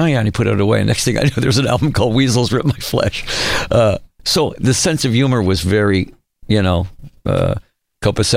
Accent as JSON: {"language": "English", "town": "Detroit", "region": "Michigan", "country": "United States", "also_born_or_lived": "Phoenix, Arizona", "moved": "yes", "said": "I'm from Detroit, you know, and the band from Ohio, we were all Midwest guys that met in Phoenix, went to school together"}